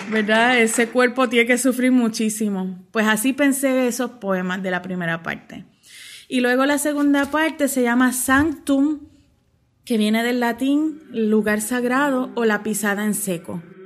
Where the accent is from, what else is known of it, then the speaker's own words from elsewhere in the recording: Mayagüez, Puerto Rico; nací en Mayagüez y vivo actualmente y trabajo aquí en el pueblo de Mayagüez